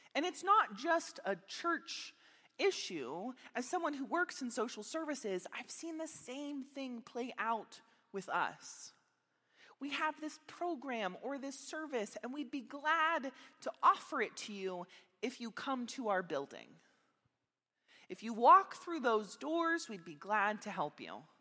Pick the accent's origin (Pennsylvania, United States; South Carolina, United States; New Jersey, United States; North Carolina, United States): Pennsylvania, United States; Meadville; moved away as an adult; also born or lived in Minneapolis, Minnesota; I grew up here in Meadville, Pennsylvania